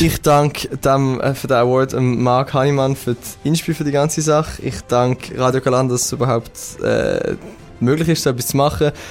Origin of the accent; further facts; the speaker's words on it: Basel, Basel-Stadt, Switzerland; als Basler